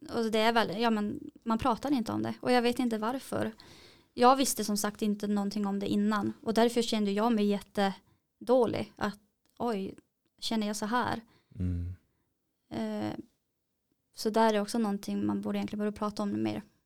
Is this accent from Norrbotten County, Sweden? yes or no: yes; Kiruna, Norrbotten County, Sweden; vi är ju från Kiruna.